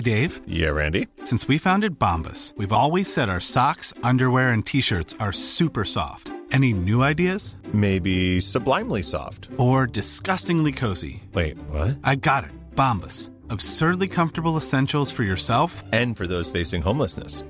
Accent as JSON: {"language": "English", "region": "Illinois", "country": "United States", "tie": "born or raised there", "also_born_or_lived": "New York", "moved": "as an adult", "said": "growing up in Illinois"}